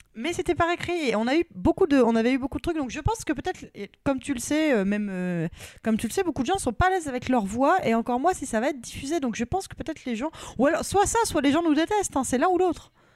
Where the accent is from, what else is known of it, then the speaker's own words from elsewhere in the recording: Normandy, France; now in Paris, France; je suis normande